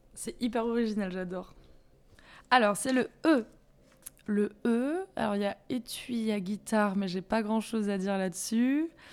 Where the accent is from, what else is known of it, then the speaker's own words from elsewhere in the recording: Bayonne, Nouvelle-Aquitaine, France; je viens de Bayonne